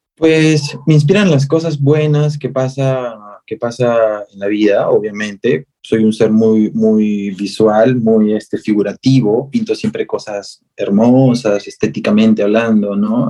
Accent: Peru; a nosotros nos define, no solo como peruanos

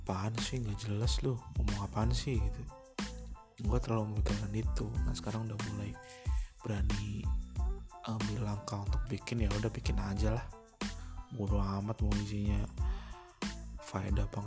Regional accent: Purwokerto, Central Java, Indonesia; now in Jakarta, Indonesia; asli gua asalnya dari Purwokerto tinggal di Jakarta

